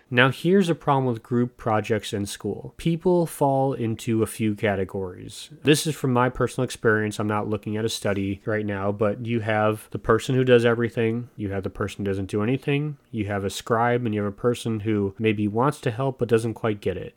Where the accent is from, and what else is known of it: United States